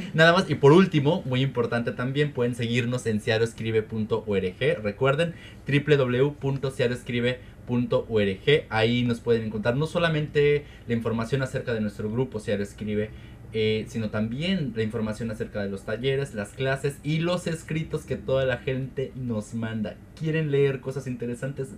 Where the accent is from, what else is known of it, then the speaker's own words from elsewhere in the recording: Mexico; como mexicano, soy y aparte porque tengo raíces oaxaqueñas